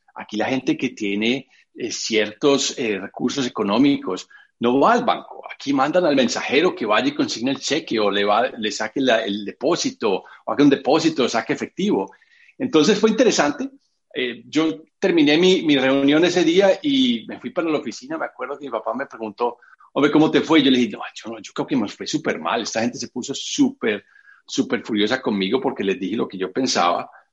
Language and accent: Spanish; Medellín, Antioquia, Colombia; moved away as an adult; now in New York, United States; yo soy de Medellín, Colombia, paisa, como, como dicen a todos los de Medellín